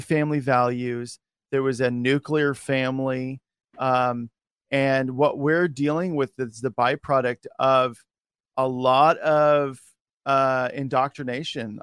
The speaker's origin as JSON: {"language": "English", "region": "Oregon", "country": "United States", "said": "I'm from Oregon."}